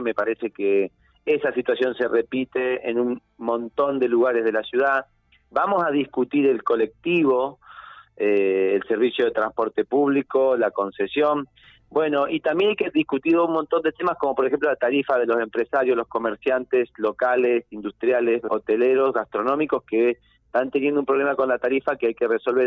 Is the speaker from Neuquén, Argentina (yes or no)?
yes; Neuquén, Argentina; yo soy un pibe de Neuquén, soy un pibe del interior que tuvo la oportunidad de estudiar